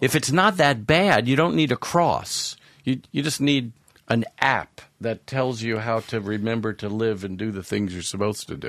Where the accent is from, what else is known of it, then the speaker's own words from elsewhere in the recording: Long Island, New York, United States; I grew up on Long Island, suburbs of New York